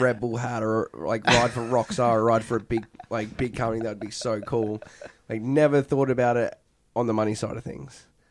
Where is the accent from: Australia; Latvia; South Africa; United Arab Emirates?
Australia; Perth, Western Australia; now in United States; Perth, Western Australia.